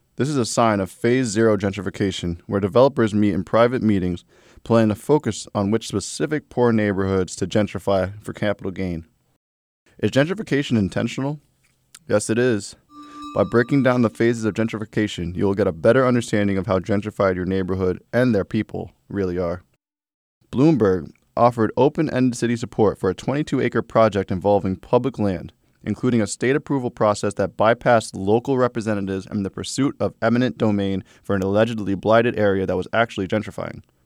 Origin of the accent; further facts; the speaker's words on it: New York City, New York, United States; I was born and raised in Brooklyn.